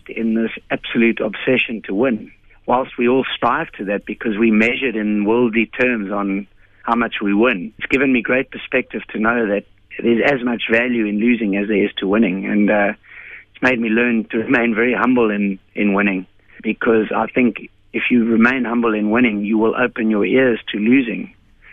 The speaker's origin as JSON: {"language": "English", "country": "South Africa", "said": "as a South African"}